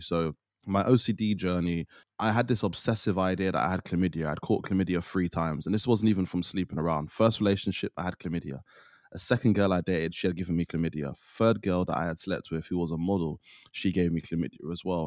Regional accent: Trinidad & Tobago; I'm from Trinidad

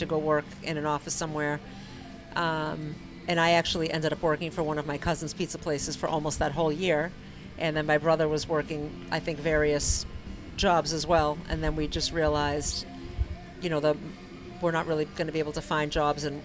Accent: Dedham, Massachusetts, United States; now in Norwood, United States; I grew up in Denham

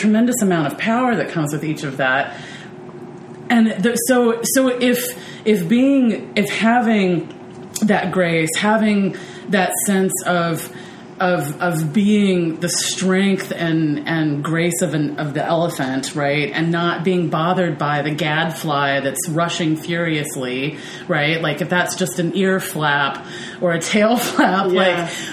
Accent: the South, United States; growing up in the South

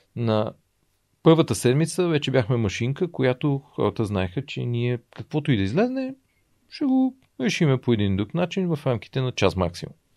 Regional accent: Bulgaria; за мен е като осъзнат българин и като човек, който му, аз и харесвам България

